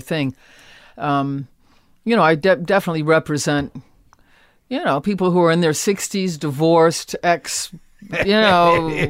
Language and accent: English; Akron, Ohio, United States; born or raised there